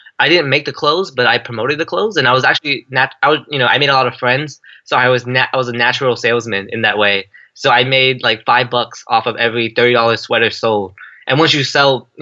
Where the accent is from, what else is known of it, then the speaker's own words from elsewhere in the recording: San Jose, California, United States; I grew up in San Jose, California, born and raised